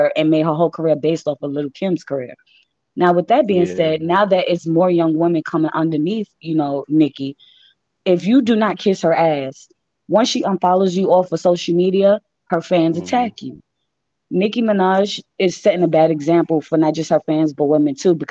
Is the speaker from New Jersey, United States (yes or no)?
no; New York City, New York, United States; I was actually raised in Bay Area Projects in Queens of New York